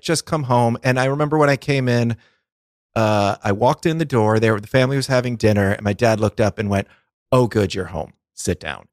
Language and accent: English; twenty miles from Boston, Massachusetts, United States; my hometown is only twenty miles from Boston